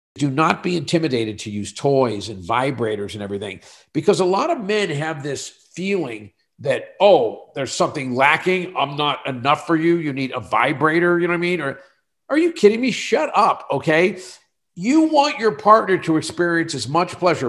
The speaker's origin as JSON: {"language": "English", "region": "Western Pennsylvania", "country": "United States", "tie": "born or raised there", "moved": "as an adult", "said": "I moved away from Western Pennsylvania"}